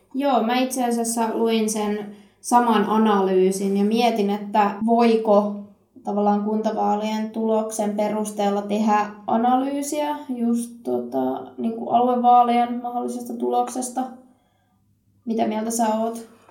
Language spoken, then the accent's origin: Finnish; Satakunta, Finland; Mä oon itse kotoisin tosi tosi pieneltä kutistuvalta paikkakunnalta tuolta satakunnasta